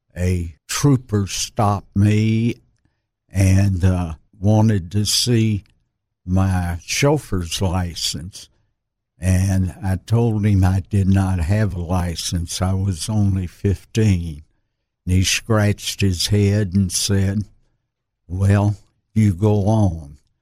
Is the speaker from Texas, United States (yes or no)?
no; Little Rock, Arkansas, United States; I was born in Little Rock at the old Saint Vincent's